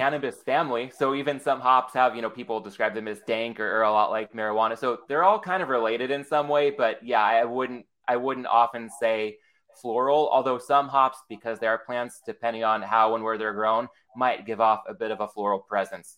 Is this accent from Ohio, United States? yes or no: no; San Diego, California, United States; I'm from San Diego where Ballast Point is